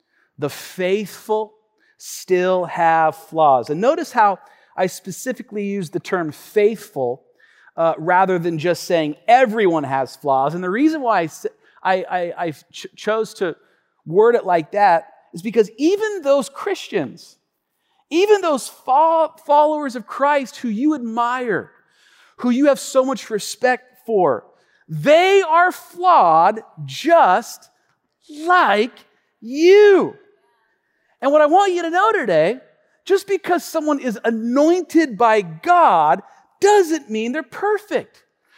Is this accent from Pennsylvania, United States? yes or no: no; Tacoma, Washington, United States; my brothers and I, we grew up here in Tacoma, on the west side of Tacoma.